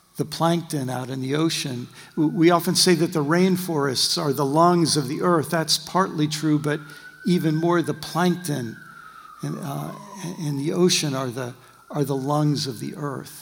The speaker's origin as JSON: {"language": "English", "country": "United States", "said": "by my accent, you'll know I'm from the far western colonies that went through a Brexit about in the 18th century"}